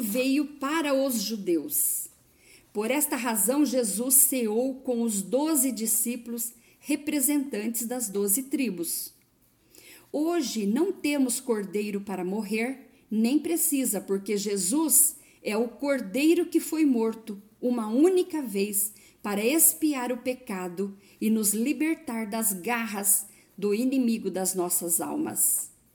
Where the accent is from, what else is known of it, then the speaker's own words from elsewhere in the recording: Brazil; Eu, por exemplo, sou brasileira